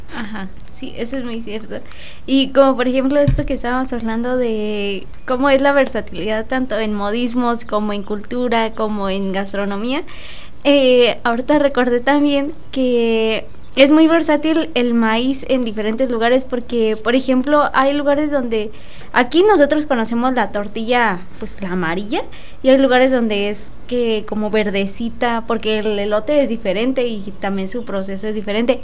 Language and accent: Spanish; Mexico; qué bueno que soy mexicana